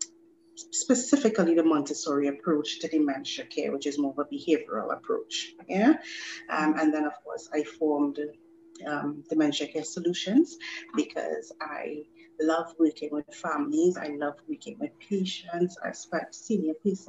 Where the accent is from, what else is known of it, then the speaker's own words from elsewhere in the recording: Trinidad & Tobago; moved away; also born or lived in Grenada; I am a Trinidadian. However, I spend a lot of time within my teenage years in Grenada